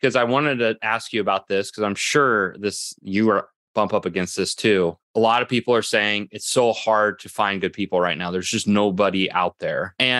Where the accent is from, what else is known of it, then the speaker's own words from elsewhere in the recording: Midwest, United States; Well, I'm from the Midwest too, so it's been a while, because we don't have those here in the Midwest.